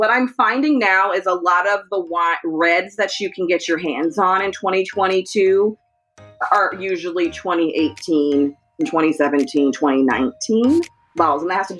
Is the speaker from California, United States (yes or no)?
yes; California, United States; I remember what the weather was like as a Californian, what it was like in Northern California in 1999. We used to get a ton of rain in California.